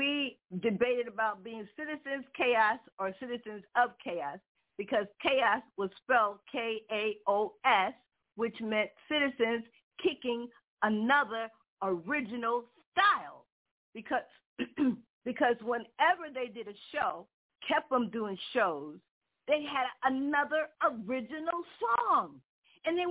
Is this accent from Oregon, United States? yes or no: no; New York, United States; moved away as an adult; also born or lived in Manhattan; now in Connecticut, United States; I came from New York. I grew up in New York